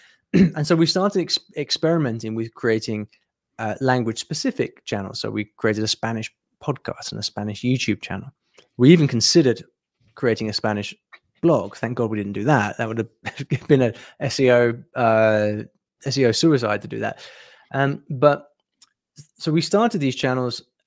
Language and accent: English; United Kingdom; I'm from the U K, as you can probably tell from my, uh, fr-, from my accent.